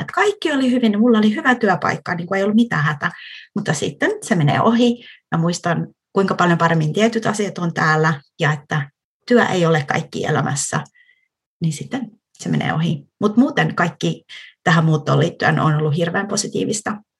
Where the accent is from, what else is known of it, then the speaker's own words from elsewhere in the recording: Tampere, Pirkanmaa, Finland; first language Finnish; moved away as an adult; also born or lived in London, United Kingdom; now in Vantaa, Finland; Mähän olen siis Tampereelta kotoisin